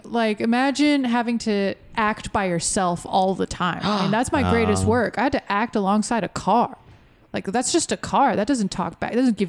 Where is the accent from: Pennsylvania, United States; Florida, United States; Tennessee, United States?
Florida, United States; We're from Florida.